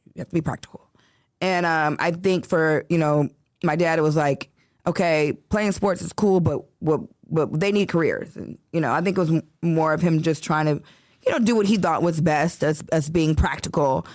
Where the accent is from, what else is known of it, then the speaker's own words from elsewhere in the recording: Chicago, Illinois, United States; now in Los Angeles, United States; born and raised in Chicago